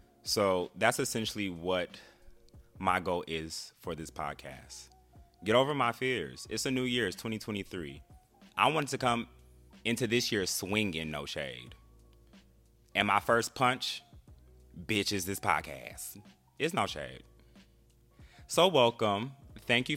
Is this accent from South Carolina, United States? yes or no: no; Bay Area, California, United States; moved away as an adult; also born or lived in Los Angeles; now in Washington, DC area, United States; I'm originally from California, the Bay Area to be exact